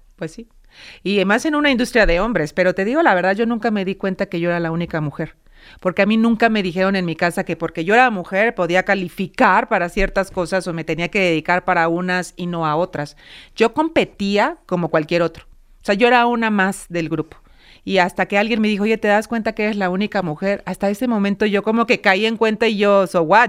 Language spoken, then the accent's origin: Spanish; Mexico; los mexicanos y que las mujeres somos capaces de tener este puesto